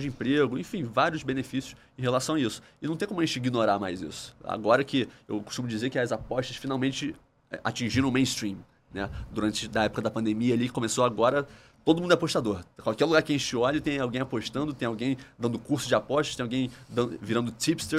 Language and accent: Portuguese; Brazil; eu, como um bom brasileiro